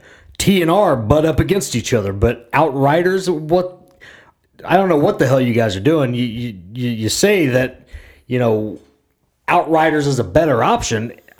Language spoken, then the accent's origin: English; Oklahoma, United States; we're from Oklahoma.